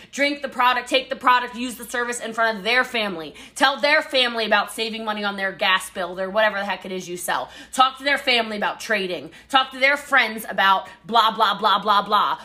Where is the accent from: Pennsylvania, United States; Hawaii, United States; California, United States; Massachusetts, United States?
Hawaii, United States; I am Hawaiian